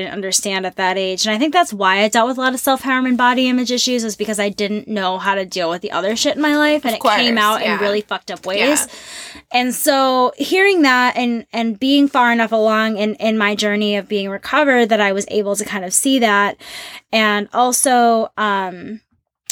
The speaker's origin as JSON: {"language": "English", "town": "St. Paul", "region": "Minnesota", "country": "United States", "tie": "born or raised there", "moved": "yes", "said": "I'm from Minnesota. I'm from St. Paul. And love my hometown"}